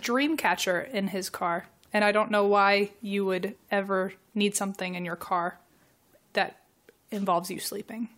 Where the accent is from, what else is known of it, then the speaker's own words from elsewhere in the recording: Virginia, United States; I'm from Virginia.